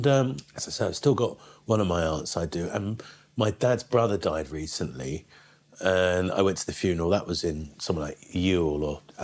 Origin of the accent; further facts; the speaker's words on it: Canterbury, South East England, United Kingdom; I was born in Canterbury. My parents are from London, are very London.